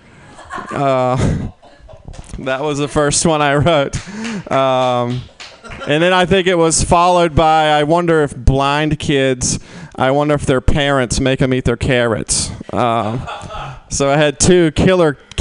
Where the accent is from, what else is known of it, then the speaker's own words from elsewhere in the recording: the South, United States; I'm from the South